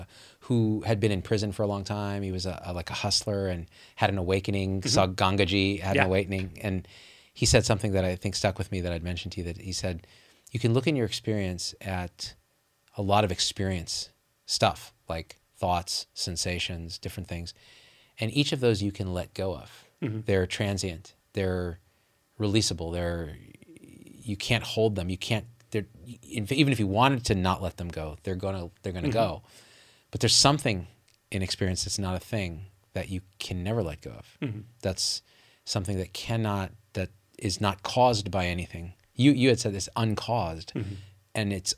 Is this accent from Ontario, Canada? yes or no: no; Manitoba, Canada; I'm from Manitoba. You may have heard of it.